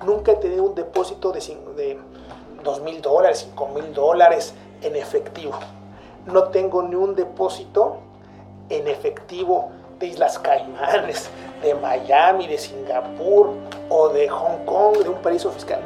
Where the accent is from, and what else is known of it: Mexico; moved away as an adult; now in Chile